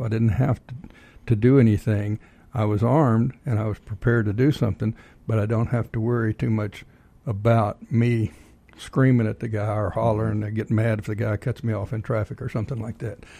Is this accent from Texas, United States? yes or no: yes; Texas, United States; now in Georgia, United States; I'm originally from Texas